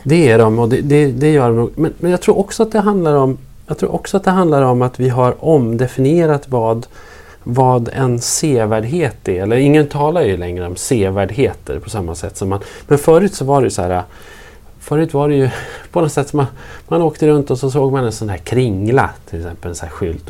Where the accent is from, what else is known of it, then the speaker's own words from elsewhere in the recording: Norrland, Sweden; som norrlänning